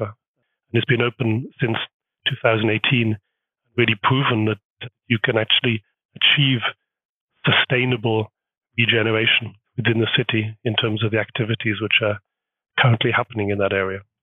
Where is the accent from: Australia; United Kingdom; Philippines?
United Kingdom; moved away as an adult; now in Hamburg, Germany; being British is actually really quite a strong identity. Well, up until the Brexit problematic, it was actually pretty good brand being from Great Britain.